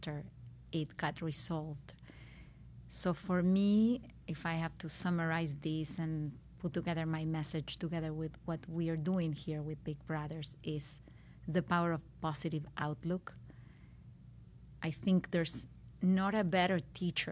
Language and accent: English; Argentina; now in Miami, United States; as a Latin mom, I'm from Argentina